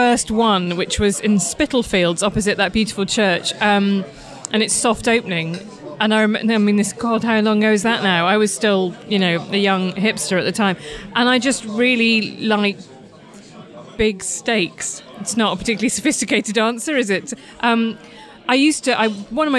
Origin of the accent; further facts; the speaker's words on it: Midlands, United Kingdom; I'm not even really northern, I'm from the Midlands